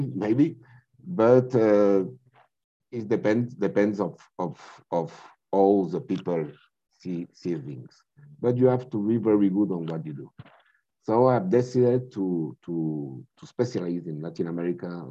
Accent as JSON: {"language": "English", "country": "Spain", "tie": "born or raised there", "also_born_or_lived": "France", "said": "I am from Spain. I was raised between France and Spain"}